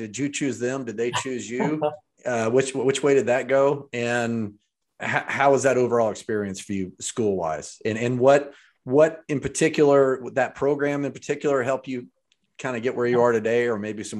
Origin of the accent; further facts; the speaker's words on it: Birmingham, Alabama, United States; I grew up in Birmingham, just down the road from Nashville.